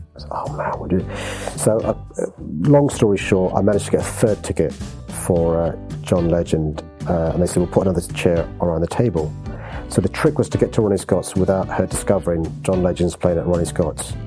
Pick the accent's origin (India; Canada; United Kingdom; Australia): United Kingdom; London; I was born in St George's Hospital in Tooting. We lived on a council estate a mile up the road.